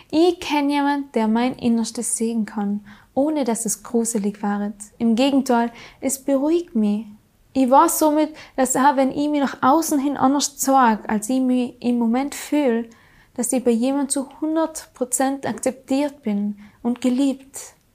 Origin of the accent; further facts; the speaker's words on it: Trentino-Alto Adige, Italy; 315 Tage im Jahr, so oft scheint bei uns in Südtirol durchschnittlich die Sonne.